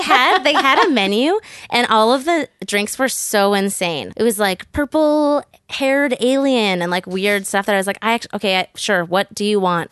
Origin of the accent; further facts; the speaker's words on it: Burnaby, British Columbia, Canada; This was in Burnaby, so I grew up in North Burnaby.